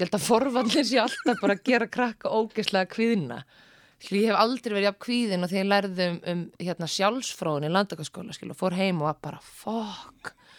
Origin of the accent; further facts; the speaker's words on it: Seltjarnarnes, Capital Region, Iceland; also born or lived in Reykjavík; bjóð fyrst án á Seltetanesi mm. og var í Mýrahúsaskóla